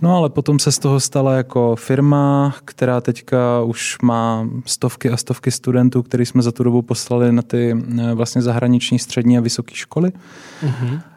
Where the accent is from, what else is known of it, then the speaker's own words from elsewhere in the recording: Brno, South Moravian Region, Czechia; Já jsem vyrůstal eh, v Brně, v Kohoutovicích, takový takové pěkné sídliště.